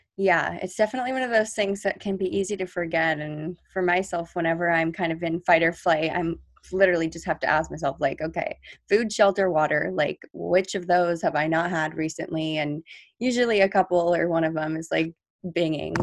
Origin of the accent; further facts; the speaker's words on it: near La Jolla, California, United States; really close to my hometown